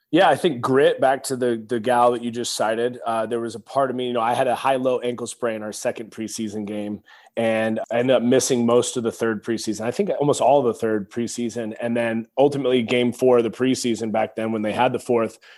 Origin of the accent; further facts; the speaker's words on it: Pacific Northwest, United States; moved away as an adult; now in Texas, United States; growing up in the Pacific Northwest